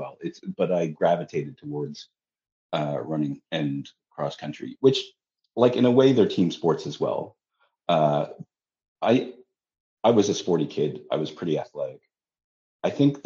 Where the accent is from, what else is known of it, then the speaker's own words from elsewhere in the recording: Ottawa, Ontario, Canada; moved away as an adult; also born or lived in London, United Kingdom; now in Toronto, Canada; I grew up in Ottawa, the nation's capital.